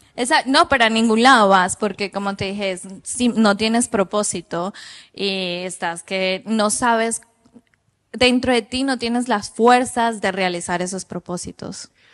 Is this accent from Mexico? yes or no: no; Colombia; moved away as an adult; yo soy de Colombia. Cuando yo tengo ocho años